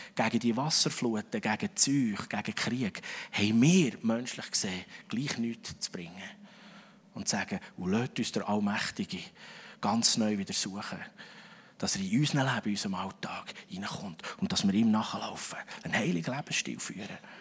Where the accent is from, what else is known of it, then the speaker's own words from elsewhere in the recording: Switzerland; als Schweizer